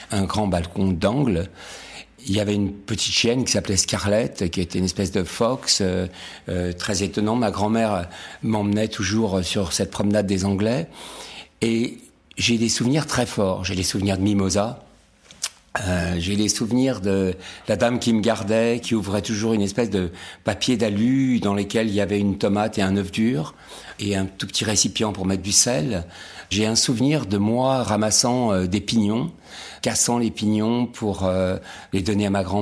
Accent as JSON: {"language": "French", "town": "Nice", "region": "Provence-Alpes-Côte d'Azur", "country": "France", "tie": "born or raised there", "also_born_or_lived": "Casablanca, Morocco", "said": "C'est l'âge de mes 6 ans à Nice avec ma grand-mère. Avant ça, je suis né à Casablanca."}